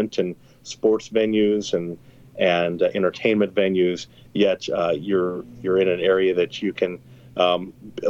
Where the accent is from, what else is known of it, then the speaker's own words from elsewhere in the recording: Topeka, Kansas, United States; also born or lived in Basehor, Kansas; I'm born and raised in Topeka